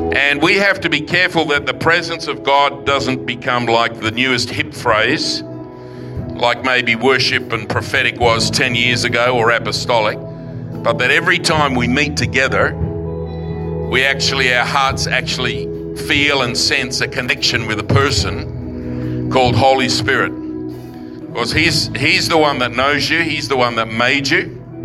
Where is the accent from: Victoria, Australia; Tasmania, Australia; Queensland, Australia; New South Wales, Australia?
New South Wales, Australia; Forestville; now in London, United Kingdom; childhood growing up in Forestville